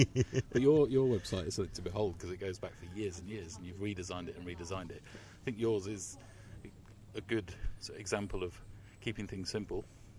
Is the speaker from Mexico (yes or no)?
no; England, United Kingdom; being English